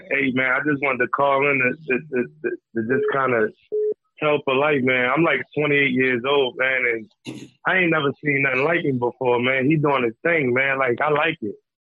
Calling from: Arizona, United States; I'm calling from Arizona.

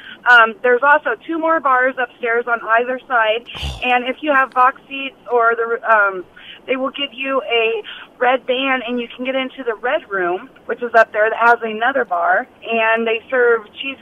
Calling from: Des Moines, Iowa, United States; Des Moines.

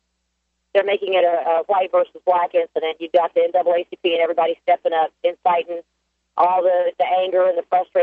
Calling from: South Carolina, United States; I'm calling from South Carolina

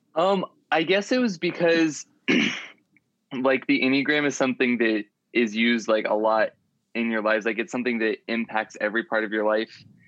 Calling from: Dallas-Fort Worth area, Texas, United States; I'm calling you from Dallas, Fort Worth area, Texas

